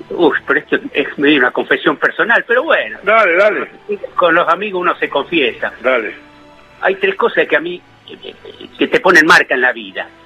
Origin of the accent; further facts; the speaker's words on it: Argentina; Uno vive en la nación argentina, yo soy argentino, mi nación es argentina. Pero mi patria es eso. Mi patria es Pérez Newell, es mi viejo. Es de donde yo soy, de donde no te vas nunca.